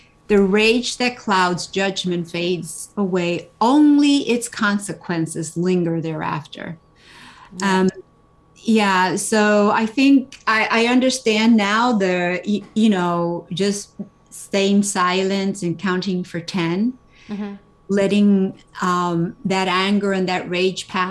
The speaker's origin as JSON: {"language": "English", "country": "Dominican Republic", "tie": "born or raised there", "moved": "yes", "said": "I was born in the Dominican Republic"}